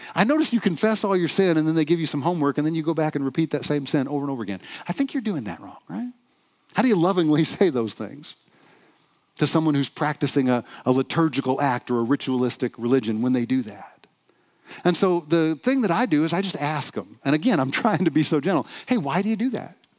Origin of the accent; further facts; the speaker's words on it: the South, United States; moved away; I'm from the South originally